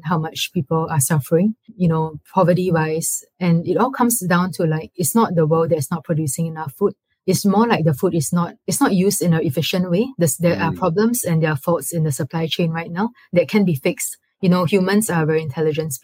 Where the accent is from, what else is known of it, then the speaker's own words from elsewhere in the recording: Singapore; moved away as an adult; most of my formative years growing up in Singapore and being raised there is a very, very safe, protective bubble.